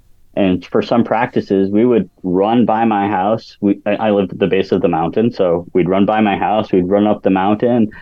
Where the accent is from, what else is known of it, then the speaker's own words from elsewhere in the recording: New Hampshire, United States; moved away as an adult; now in North Carolina, United States; I grew up in a tiny place in New Hampshire